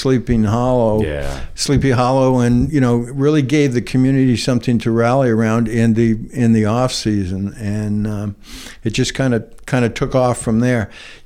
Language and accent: English; Nantucket, Massachusetts, United States; also born or lived in South Carolina; I was born and raised here, went through all my schooling here